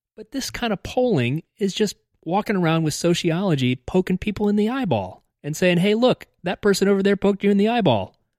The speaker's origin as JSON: {"language": "English", "country": "United States", "said": "as an American"}